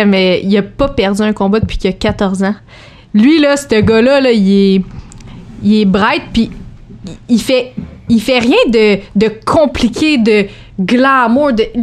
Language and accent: French; Joliette, Quebec, Canada; Moi, je viens de Joliette